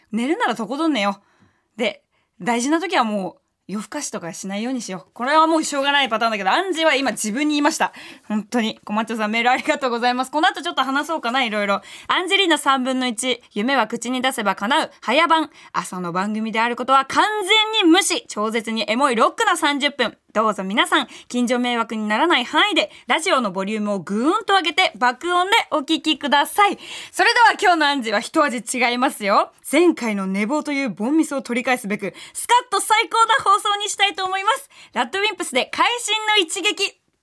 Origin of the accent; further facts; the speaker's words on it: Tokyo, Japan; 下町出身ですから